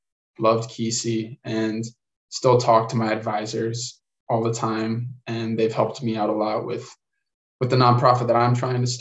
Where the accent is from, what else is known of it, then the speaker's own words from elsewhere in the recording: Illinois, United States; I'm from Illinois